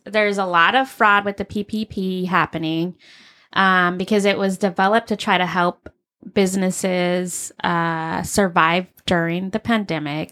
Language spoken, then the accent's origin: English; Arizona, United States; I grew up in Arizona.